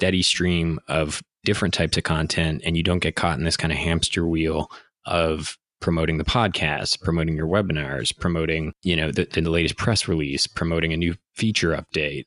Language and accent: English; Ottawa, Ontario, Canada; also born or lived in Montreal / Toronto; a Canadian born kid in Montreal who got raised in Ottawa